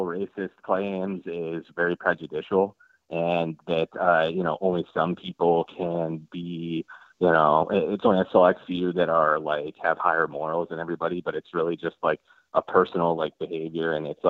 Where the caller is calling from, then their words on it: Seattle, Washington, United States; I'm from Washington. I'm from North Seattle, and I listen to the show all the time.